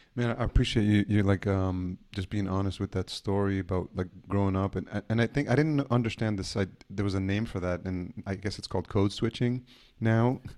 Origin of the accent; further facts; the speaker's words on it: Yonkers, New York, United States; I grew up in Yonkers, New York, so, you know, definitely a New Yorker as well